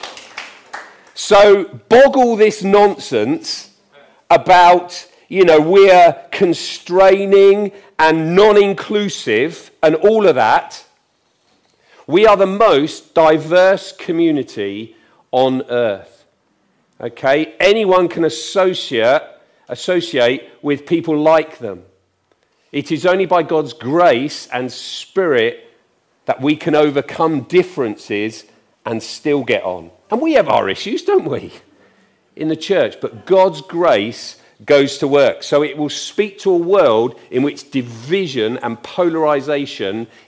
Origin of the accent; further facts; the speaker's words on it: England, United Kingdom; I'm English